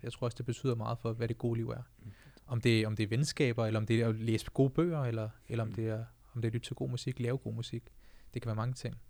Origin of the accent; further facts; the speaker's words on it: Denmark; jeg er født og opvokset i Danmark, men mine forældre er fra Indien, fra Punjab